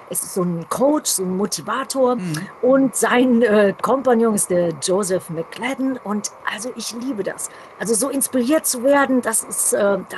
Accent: Düsseldorf, North Rhine-Westphalia, Germany; in meiner alten Heimat Düsseldorf. Da hat halt alles angefangen. Da hatte ich die ersten Bands gehabt

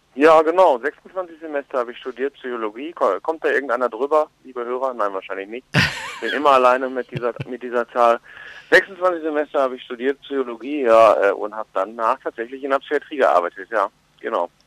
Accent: Ruhr area, North Rhine-Westphalia, Germany; ich komme ja selber aus dem Ruhrgebiet gebürtig

